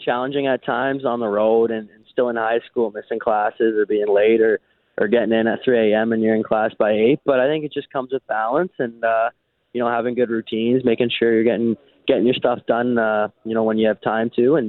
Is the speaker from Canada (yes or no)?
yes; Canada; especially as a Canadian boy to a Canadian team.